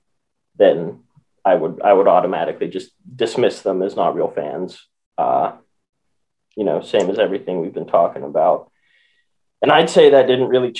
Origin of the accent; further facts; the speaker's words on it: Western Pennsylvania, United States; I grew up in Western Pennsylvania